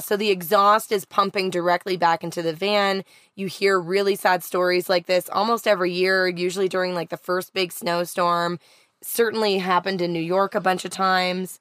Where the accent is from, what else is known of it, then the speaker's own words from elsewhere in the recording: Canada; Growing up in Canada, you always had a winter readiness kit inside of your van or car